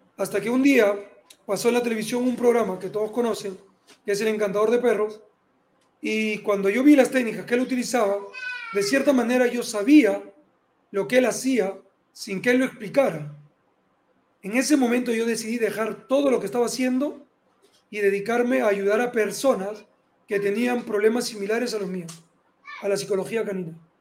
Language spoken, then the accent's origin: Spanish; Peru; yo había decidido ser oficial de la Fuerza Aérea de aquí del Perú